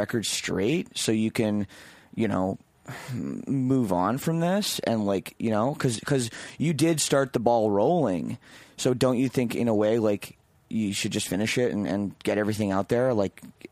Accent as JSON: {"language": "English", "town": "Oakville", "region": "Ontario", "country": "Canada", "tie": "born or raised there", "said": "The … guys are from my hometown, like Oakville, Ontario"}